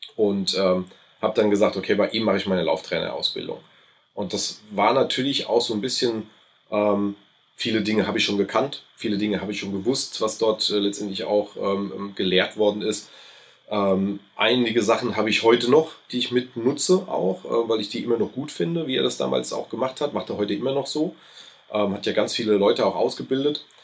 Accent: Aschaffenburg, Bavaria, Germany; accent: between Hessian and Lower Franconian; Also ich fühle mich schon als Aschaffenburger, dementsprechend natürlich als Unterfranke, ähm, auch wenn wir den Slang so dazwischen haben, also zwischen Hessen

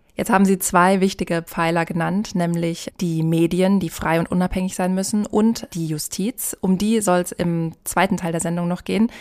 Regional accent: Germany; bei uns in Deutschland

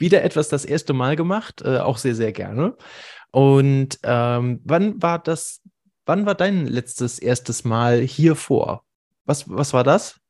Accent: Hamburg, Germany; wir kommen beide aus Hamburg

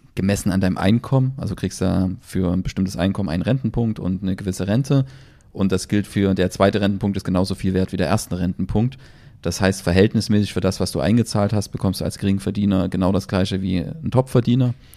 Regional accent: Germany; bei uns in Deutschland

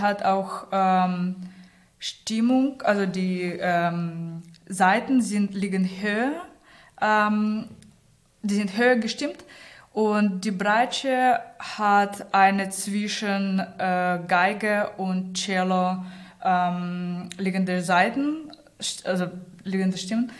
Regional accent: Saint Petersburg, Russia; German is a second language; moved away as an adult; also born or lived in Rostock, Germany; now in Hamburg, Germany; ich komme aus St. Petersburg, bin mit 18 nach Deutschland.

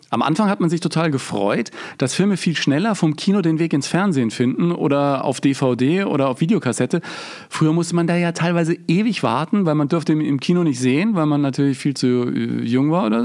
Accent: Bavaria, Germany; BR bei uns in Bayern, ne?

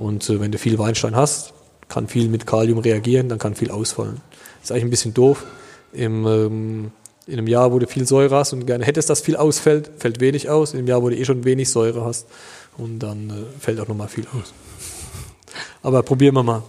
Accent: Duttweiler, Rhineland-Palatinate, Germany; bei uns in Duttweiler

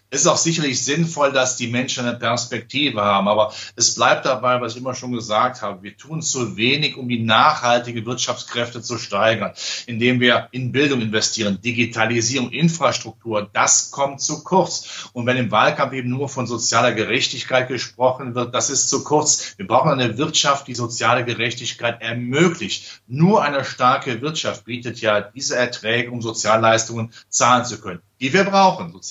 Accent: Rhineland, Germany; Ja, ich als Rheinländer kenne den alten Schlager natürlich

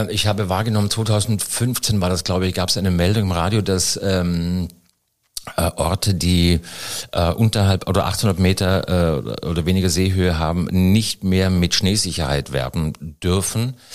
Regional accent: Styria, Austria; Aus der Steiermark. Aus jo, Steiermark.

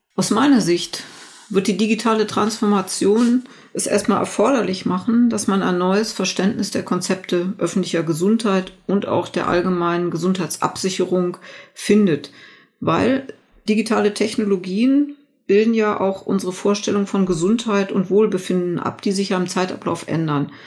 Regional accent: Germany; hier bei uns in Deutschland

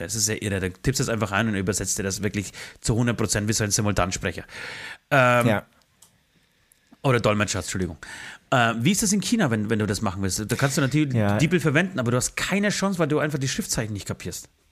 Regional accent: Germany; bei uns in Deutschland

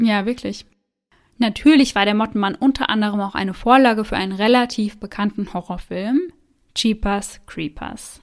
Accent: Germany; bei uns in Deutschland

